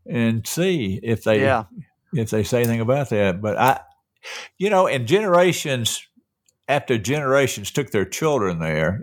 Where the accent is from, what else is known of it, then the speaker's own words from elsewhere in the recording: Atlanta, Georgia, United States; I grew up in Atlanta